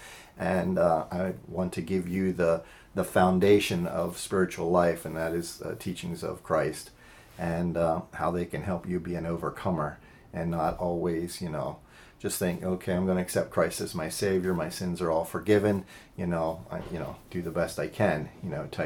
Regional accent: Lancaster County, Pennsylvania, United States; I grew up in Lancaster County, Pennsylvania

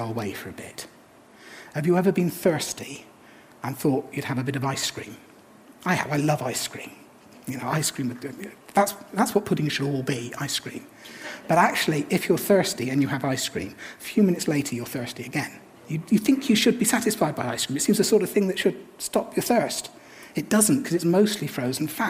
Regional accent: England, United Kingdom; I'm English.

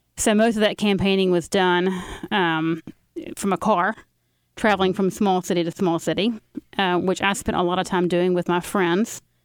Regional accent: Carrollton, Georgia, United States; also born or lived in New Orleans; I grew up in Carrollton, Georgia

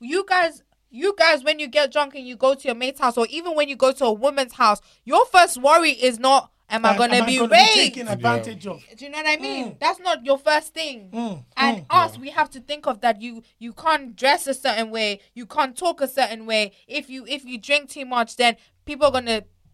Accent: South Africa; I come from South Africa

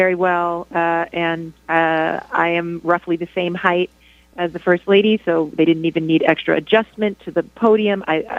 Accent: New York, United States; I'm Dominican. I'm from New York

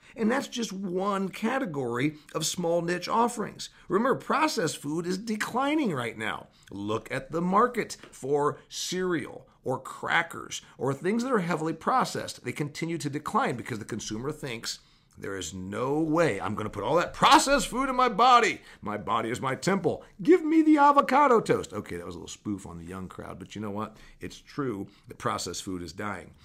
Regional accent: Huntington, Indiana, United States; now there's a Kroger in my hometown of Huntington, Indiana

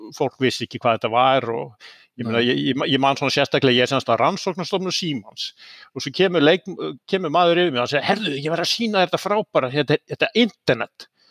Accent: Seltjarnarnes, Capital Region, Iceland; moved away as an adult; also born or lived in Oslo, Norway; ég fættur og uppalinn á Íslandi uh, mm. á mhm. Seltjarnesi

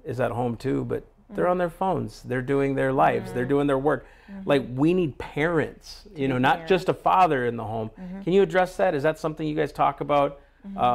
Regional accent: United States; I'm an American

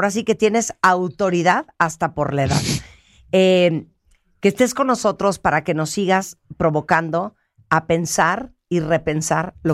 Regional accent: Nicaragua; born there; Yo nací en Nicaragua.

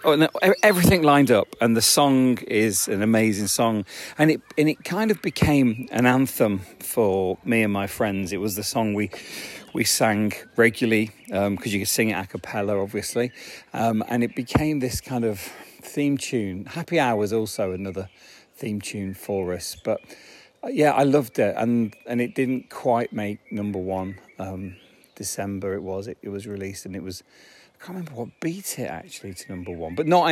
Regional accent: near Leicester, East Midlands, United Kingdom; I grew up near Leicester.

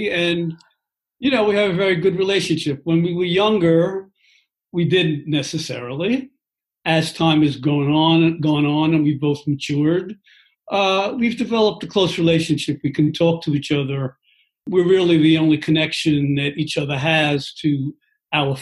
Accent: New York, United States; Growing up in New York can be a wild kind of experience

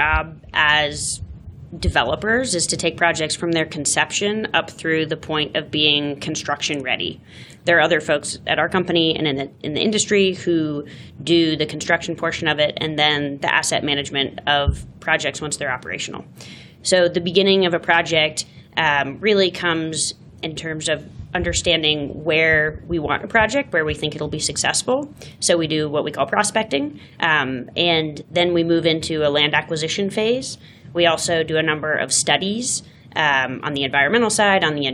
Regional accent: New England, United States; moved away as an adult; also born or lived in Boston / San Francisco; now in Denver, United States; I grew up in New England, went to school in Boston, spent some time in San Francisco, and then came to Denver

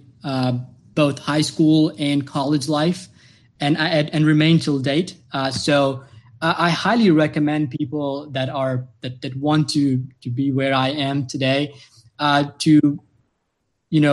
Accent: Tanzania; now in United States; I came to US personally from Tanzania, a very small town. That's where my family lives today.

